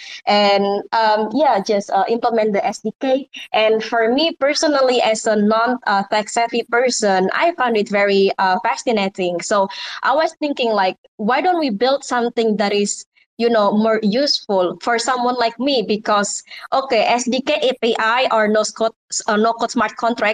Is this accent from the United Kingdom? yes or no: no; Indonesia; English is a second language; I'm from Indonesia originally, and English is not my native mother language